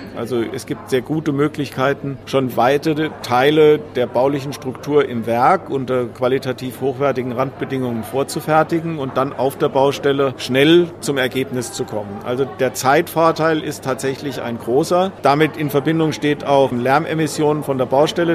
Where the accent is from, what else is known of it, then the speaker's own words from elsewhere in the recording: Germany; bei uns in Deutschland